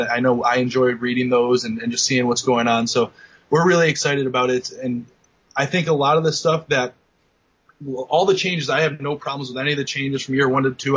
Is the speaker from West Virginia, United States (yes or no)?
no; Bennington, Vermont, United States; I'm from Bennington, Vermont